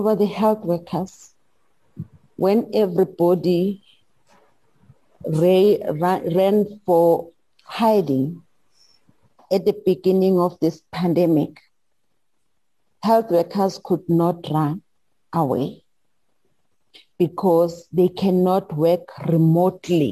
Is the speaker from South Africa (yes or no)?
yes; South Africa; I'm from South Africa